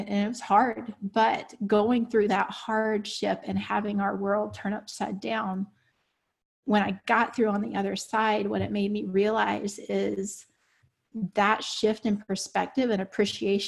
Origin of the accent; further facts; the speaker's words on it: the South, United States; I was raised in the South, grew up on a dirt road